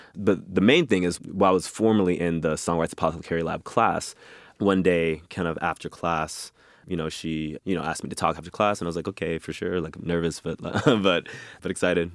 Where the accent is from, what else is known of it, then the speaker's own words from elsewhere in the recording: Boston, Massachusetts, United States; grew up in Mattapan, Massachusetts, which is a, an inner city of Boston, predominantly black neighborhood